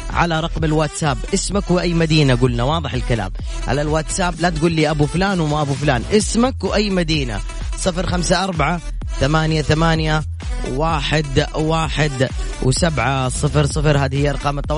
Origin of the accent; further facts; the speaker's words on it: Jeddah, Makkah Province, Saudi Arabia; من وين انت من مدينه من جده من جده